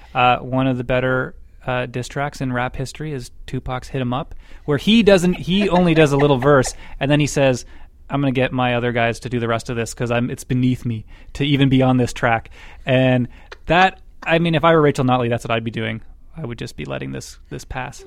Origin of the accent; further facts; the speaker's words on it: Scotland, United Kingdom; now in Alberta, Canada; from being Scottish